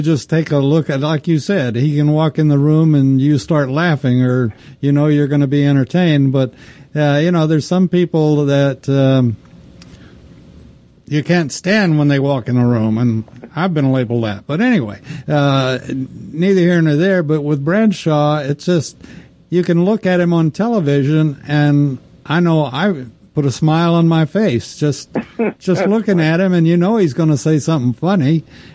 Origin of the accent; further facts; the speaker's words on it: Texas, United States; I'm from Texas